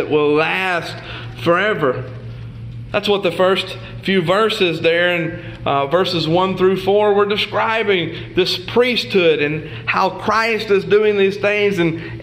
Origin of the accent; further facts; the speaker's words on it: the South, United States; I'm from the South